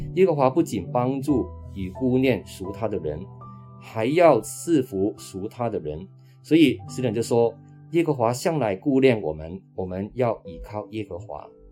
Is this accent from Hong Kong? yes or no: yes; Hong Kong; now in Taiwan; 我是本身是在香港长大的，我的爸爸在二零零七年因为小脑的中风已经安息主怀了，那妈妈今年是八十七岁了